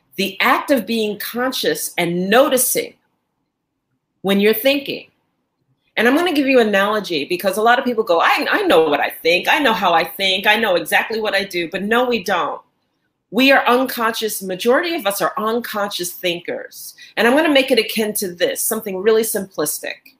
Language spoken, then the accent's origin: English; New York, United States; now in Angola; I am in Angola and I'm originally from New York